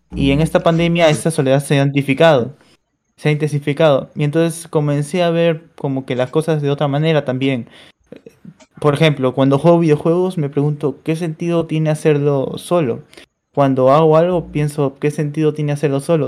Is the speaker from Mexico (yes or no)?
no; Peru; de Perú